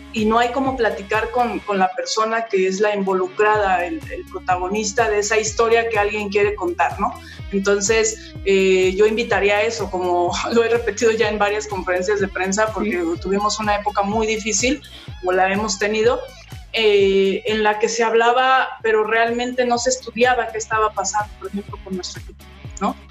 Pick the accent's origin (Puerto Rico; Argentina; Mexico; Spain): Mexico; en mi país